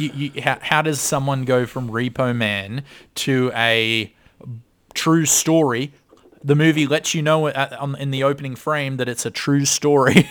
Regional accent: Australia; we're Australian. We don't really have a large Jewish com-, community, so I've only met a couple in my life.

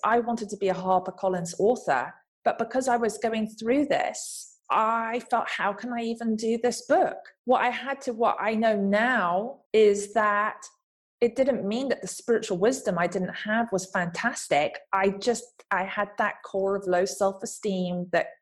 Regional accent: England, United Kingdom; accent: English; moved away as an adult; now in Los Angeles, United States; growing up in England, from the background, from the family that I came from

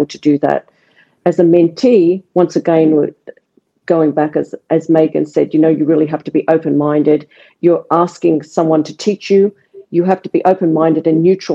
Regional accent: Australia; I'm Australian

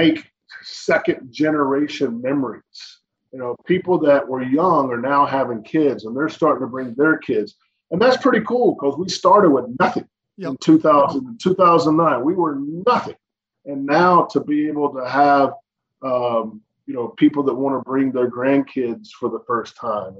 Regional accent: North Carolina, United States; now in Richmond, United States; When I grew up in North Carolina with the Charlotte Orioles games

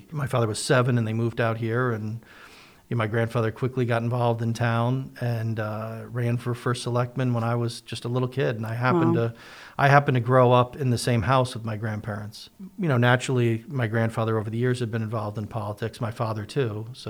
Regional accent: Newtown, Connecticut, United States; born or raised there

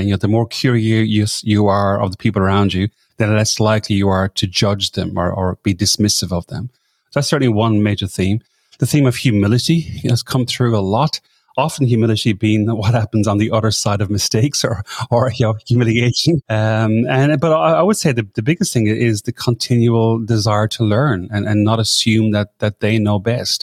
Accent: Ireland; moved away as an adult; now in Sydney, Australia; I'm from Ireland originally, but I came over this part of the world that long ago.

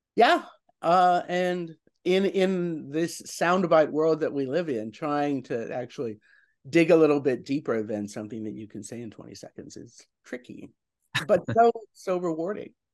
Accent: New York, United States; as a New Yorker

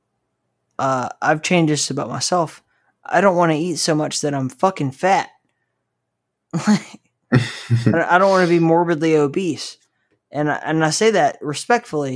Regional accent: Southeast United States, United States; I grew up in the Southeast United States

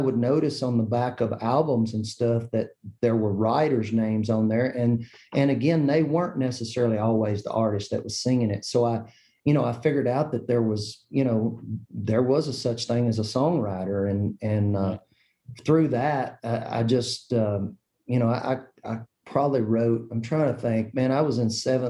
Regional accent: Kentucky, United States; I grew up in Kentucky

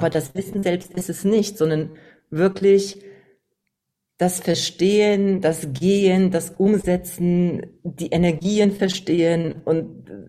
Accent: Poland; Ja, ich komme aus Polen

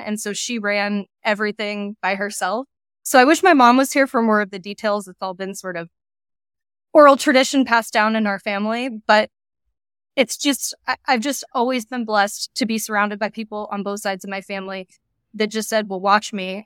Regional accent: Iowa, United States; moved away as an adult; now in Phoenix, United States; I'm from Iowa originally

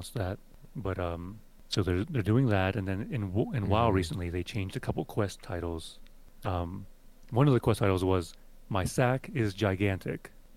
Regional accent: Western Pennsylvania, United States; I grew up in Western Pennsylvania, and I grew up very anti-religious

